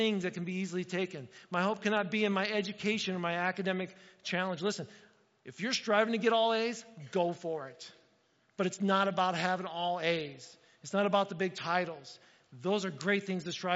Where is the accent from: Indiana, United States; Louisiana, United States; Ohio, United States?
Indiana, United States; moved away; I grew up in Indiana